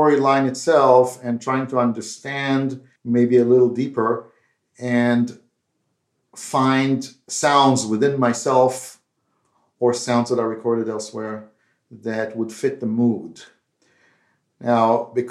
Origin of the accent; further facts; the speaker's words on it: Israel; moved away; As you can tell by my accent, I'm not from India, but I grew up in Israel